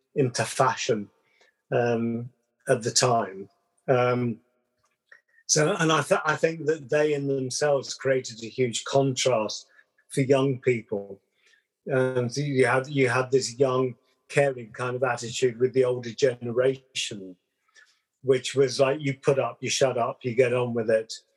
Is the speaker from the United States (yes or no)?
no; London, United Kingdom; accent: Southern English; moved away; also born or lived in West Country / Wales; born in uh, london brixton very multicultural kind of melting pot